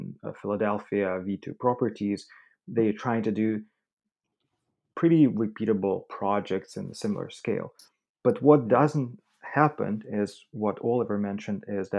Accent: Russia; moved away; I'm originally from Russia

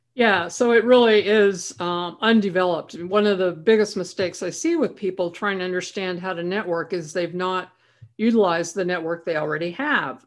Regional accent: Idaho, United States; I was from Idaho

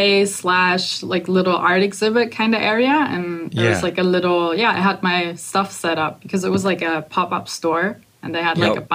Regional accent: Germany; I'm in Germany, because I'm actually from Germany.

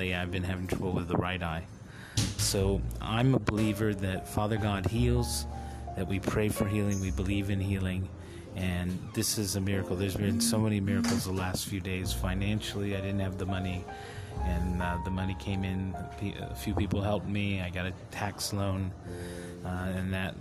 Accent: United States; now in Hong Kong; I'm an American

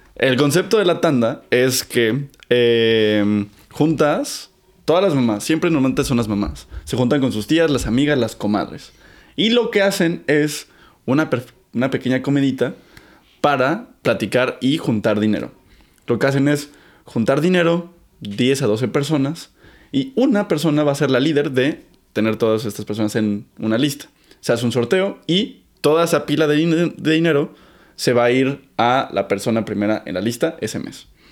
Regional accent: Mexico City, Mexico; Crecí en el Olivar del Conde, que es muy cerquita de Miscuac.

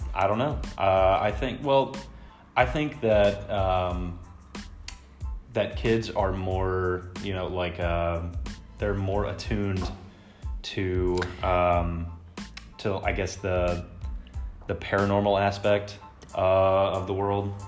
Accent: Texas, United States; I'm from Texas

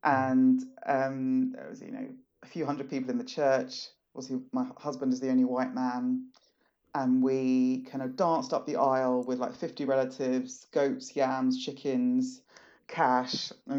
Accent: Southeast, Nigeria; So I'm not just black, I'm from Nigeria. I'm not just Nigerian, I'm Igbo.

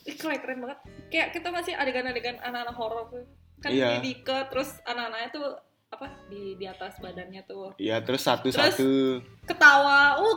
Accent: Sumbawa, West Nusa Tenggara, Indonesia; kan kita juga dari Sumbawa

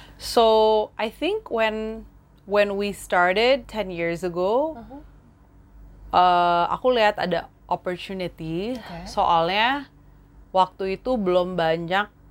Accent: Jakarta, Indonesia; also born or lived in Singapore / United States; aku uh, lahirnya di Jakarta. hmm. Jadi asli dari sini, keluarga aku di sini. Terus kebanyakan besar di Jakarta juga

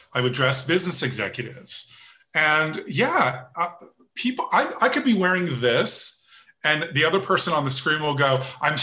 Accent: Los Angeles, California, United States; now in New York City, United States; I grew up in Los Angeles

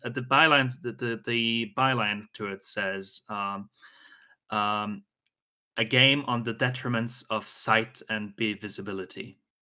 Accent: Austria; I'm from Austria

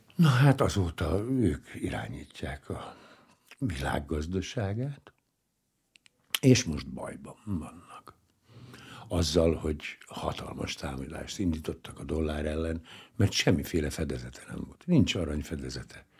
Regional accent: Hungary; Nem véletlenül szü- születtem ebben az életemben magyarnak. Hát hmm. ide születtem, ez a hazám, és ezt a nyelvet kell beszélnem

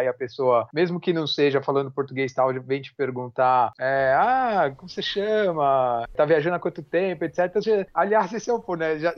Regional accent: Brazil; Tomara que esses caras não saibam que eu sou brasileiro.

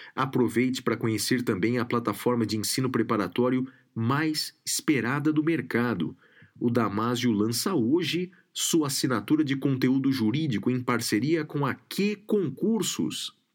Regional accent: Guaratinguetá, São Paulo, Brazil; ambos do interior do estado. Eu de uma outra região do, do Vale do Paraíba, sou de Guaratinguetá

